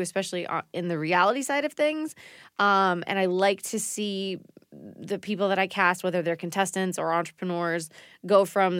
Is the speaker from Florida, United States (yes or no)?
no; Maine, United States